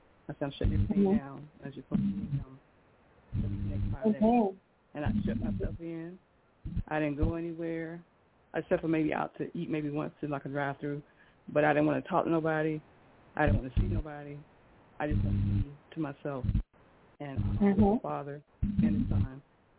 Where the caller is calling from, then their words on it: South Carolina, United States; Hi, LaShun. This is …, South Carolina.